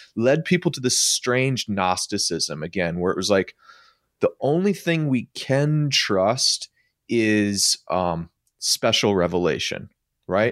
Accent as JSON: {"language": "English", "region": "Midwest", "country": "United States", "said": "I'm an American that lived in the Midwest that was in an evangelical subculture"}